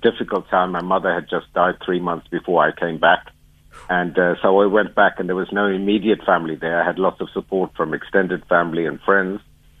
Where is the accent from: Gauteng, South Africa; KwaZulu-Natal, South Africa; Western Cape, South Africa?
KwaZulu-Natal, South Africa; Durban; Growing up in Durban